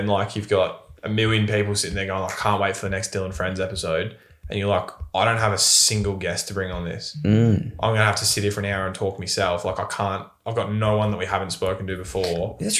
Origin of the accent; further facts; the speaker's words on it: Bendigo, Victoria, Australia; But it's like I come from Bendigo.